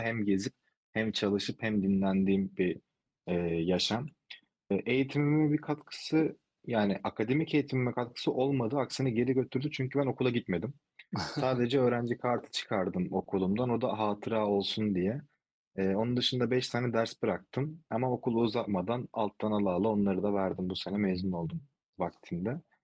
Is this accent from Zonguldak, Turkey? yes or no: no; İzmir, Turkey; also born or lived in Istanbul, Turkey / Spain; İzmirliyim, İzmir'de yaşıyorum